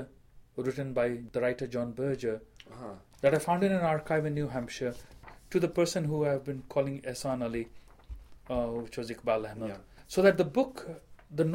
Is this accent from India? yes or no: yes; India; moved away; as an Indian writer